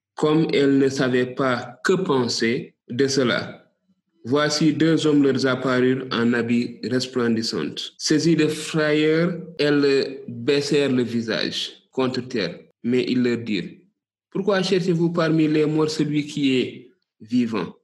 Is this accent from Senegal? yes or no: yes; Senegal; ici chez nous au Sénégal